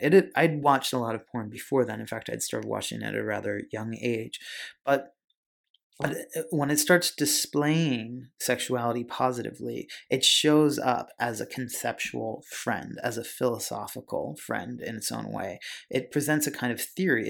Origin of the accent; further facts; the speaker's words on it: Pennsylvania, United States; I grew up in Pennsylvania